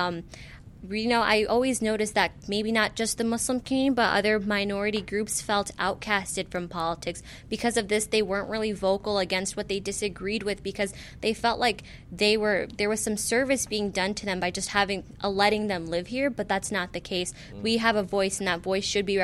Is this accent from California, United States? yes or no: no; Skokie, Illinois, United States; growing up in Skokie, I was kind of sheltered.